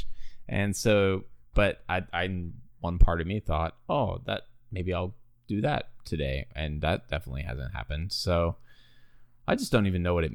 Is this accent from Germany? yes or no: no; Australia; moved away; I grew up in Australia